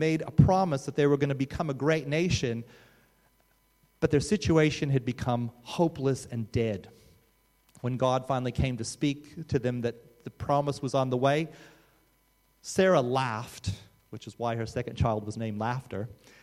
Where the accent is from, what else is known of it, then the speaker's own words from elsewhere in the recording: Australia; as an Australian